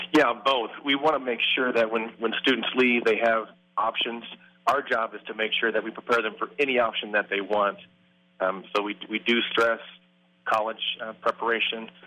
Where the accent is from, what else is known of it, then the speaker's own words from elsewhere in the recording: Midwest, United States; now in San Dimas, United States; I'm from the Midwest, uh, small town in the Midwest